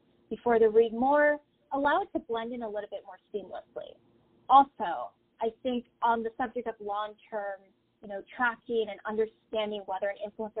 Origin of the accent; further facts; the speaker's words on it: Tampa, Florida, United States; I'm originally from the Tampa Bay area